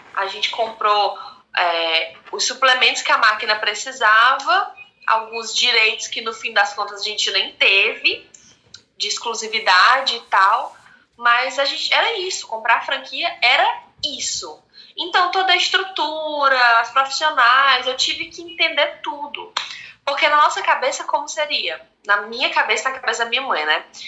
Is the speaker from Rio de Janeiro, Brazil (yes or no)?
no; Fortaleza, Ceará, Brazil; Sou cearense de Fortaleza, 28 anos